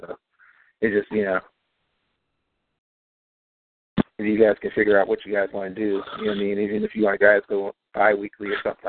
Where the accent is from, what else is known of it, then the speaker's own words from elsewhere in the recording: Cleveland, Ohio, United States; I am the Cleveland born and raised, Buckeye born and bred.